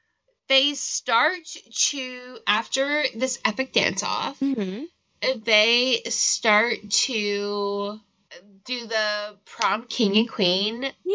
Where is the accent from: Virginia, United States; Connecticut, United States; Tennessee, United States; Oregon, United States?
Virginia, United States; We're from Virginia